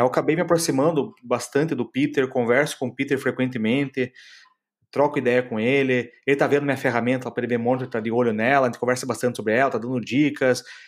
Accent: Curitiba, Paraná, Brazil; now in Florianópolis, Brazil; Eu sou de Curitiba, moro em Florianópolis

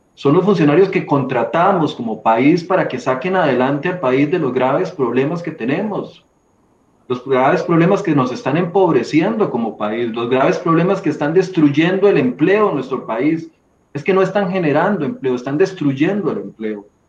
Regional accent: Costa Rica; como costarricenses

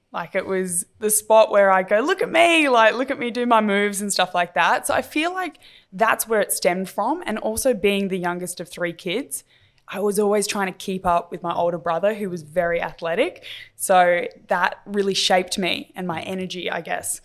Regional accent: Adelaide, South Australia, Australia; growing up in Adelaide

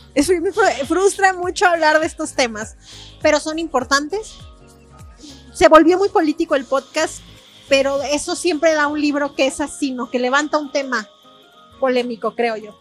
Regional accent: San Luis Potosí, Mexico; las personas que somos de San Luis Potosí

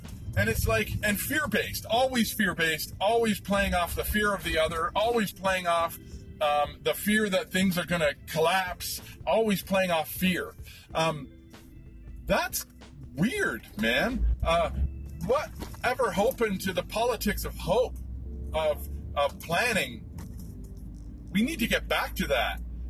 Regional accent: Canada; I'm Canadian

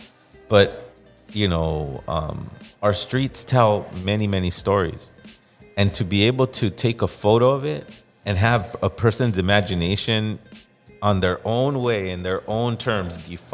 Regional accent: Los Angeles, California, United States; I grew up in East Los Angeles. It was just our people

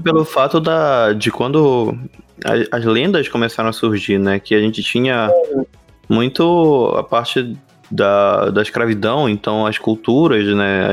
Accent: Belém, Pará, Brazil; a gente é de Belém do Pará

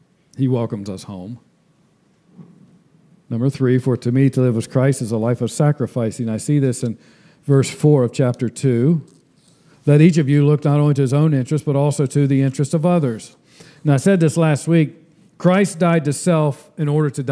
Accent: United States; I'm an American citizen, but I'm a temporary one

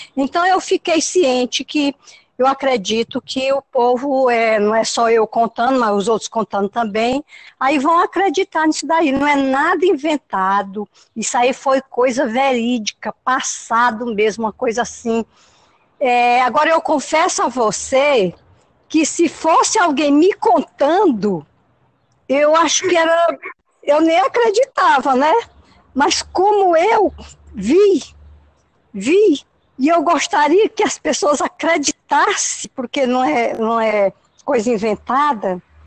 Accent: Luís Correia, Piauí, Brazil; now in Parnaíba, Brazil; Isso foi na comunidade Brandão, município de Luiz Correia. Lá é minha terra natal.

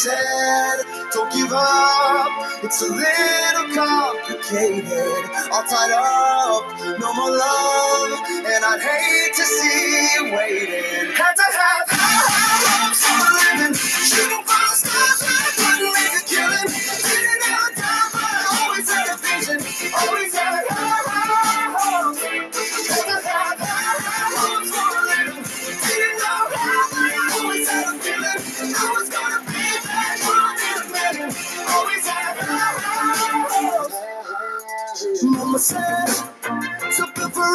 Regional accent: United States; Not as an Irishman, but as an American

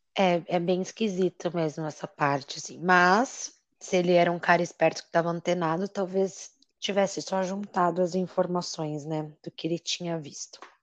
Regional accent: Brazil; nós somos brasileiros

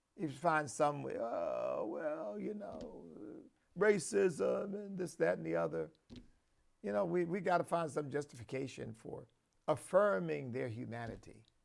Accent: United States; proud as a patriot and, and proud as an American.

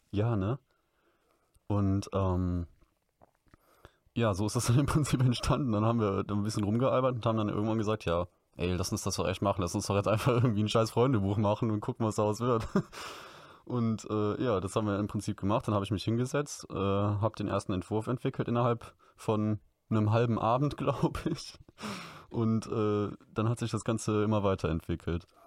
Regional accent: Cologne, North Rhine-Westphalia, Germany; ich komme aus Kölle, ähm, bin 22 Jahre alt

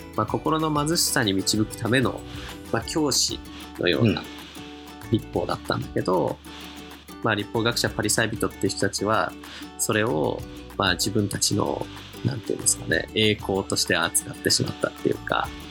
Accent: Kanagawa, Japan; 僕神奈川生まれなんですけど

